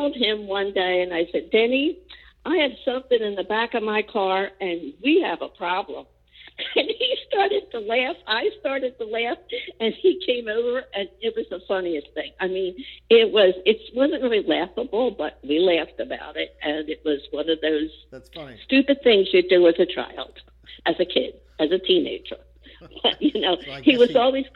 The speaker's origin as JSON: {"language": "English", "town": "Philadelphia", "region": "Pennsylvania", "country": "United States", "tie": "born or raised there", "also_born_or_lived": "Roxborough, Philadelphia", "said": "I grew up in Germantown and then ended up in Roxborough."}